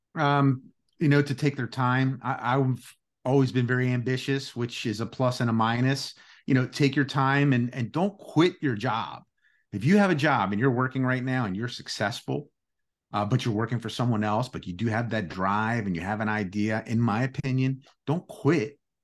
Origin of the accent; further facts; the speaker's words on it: United States; first language Greek; English is a second language; also born or lived in Greece (ancestry); Our first language was Greek. Uh, we were sent to school. Uh, it was a different era back then.